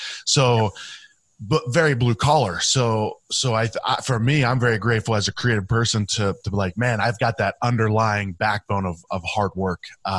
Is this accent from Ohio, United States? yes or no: yes; Youngstown, Ohio, United States; So I grew up in Youngstown, right outside of Youngstown, Ohio. I mean, that's the armpit of Ohio, right?